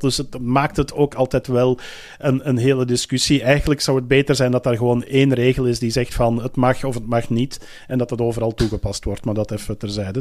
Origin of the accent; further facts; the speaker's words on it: Belgium; zelf als Belg zijnde